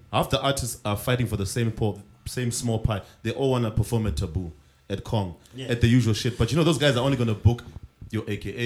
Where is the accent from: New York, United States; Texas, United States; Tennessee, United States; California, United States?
New York, United States; I'm from New York.